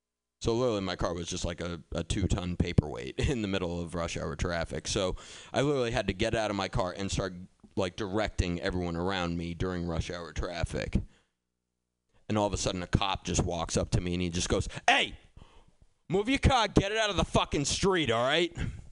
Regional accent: Boston, Massachusetts, United States; Thing is, I grew up in Boston, so I'm like used to those types of situations and I can handle myself

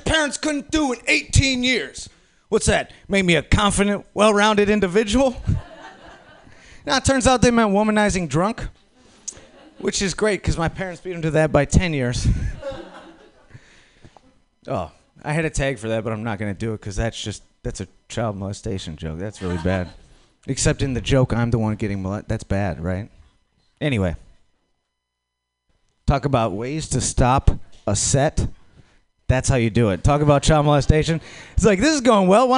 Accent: Minnesota, United States; now in San Francisco, United States; I am from Minnesota

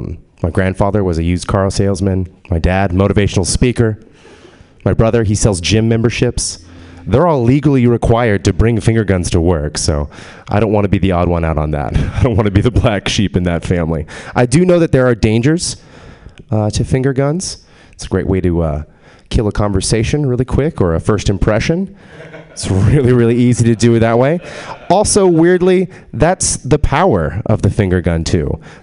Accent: San Antonio, Texas, United States; No, I'm from San Antonio, which is in Spanish. And the most important thing in San Antonio is probably the Alamo.

